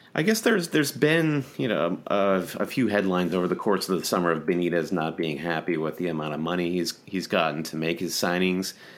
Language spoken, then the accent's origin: English; United States; great American homers